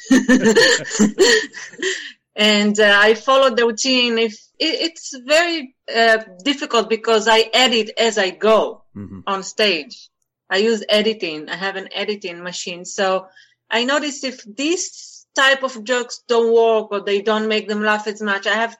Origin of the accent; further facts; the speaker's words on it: Israel; English is a second language; moved away as an adult; now in United States; I'm from Israel. I'm actually mixed Israeli French